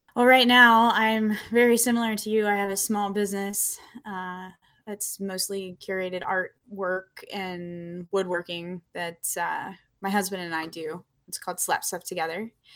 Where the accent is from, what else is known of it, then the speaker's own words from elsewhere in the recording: Apollo, Pennsylvania, United States; I grew up in a really rural area in Western Pennsylvania called Apollo